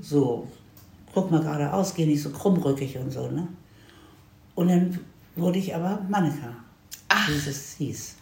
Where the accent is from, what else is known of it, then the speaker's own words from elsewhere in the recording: Hanover, Lower Saxony, Germany; moved away; also born or lived in United States; in Hannover, wo ich herkomme.